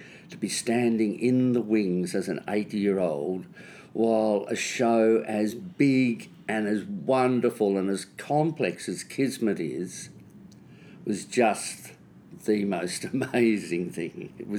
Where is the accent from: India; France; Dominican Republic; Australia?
Australia; Melbourne, Victoria; I was born in Melbourne.